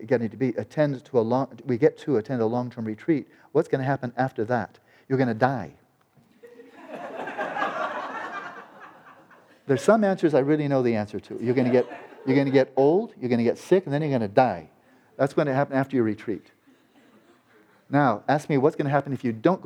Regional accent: United States; an American boy

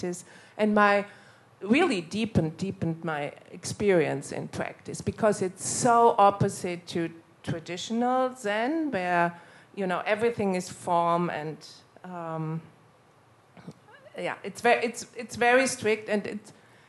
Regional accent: Germany; moved away as an adult; also born or lived in United States; I'm from Germany, although I didn't live for many years now in Germany.

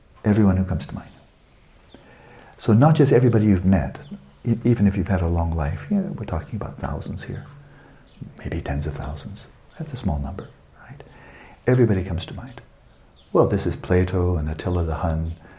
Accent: California, United States; my home state

